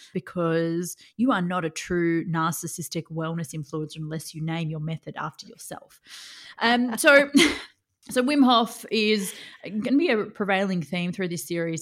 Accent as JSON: {"language": "English", "country": "Australia", "said": "I'm Australian"}